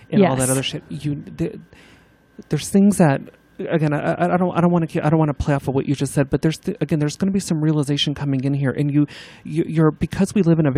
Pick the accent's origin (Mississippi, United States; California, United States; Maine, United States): California, United States; Simi Valley; I grew up in, do you know where Simi Valley's at?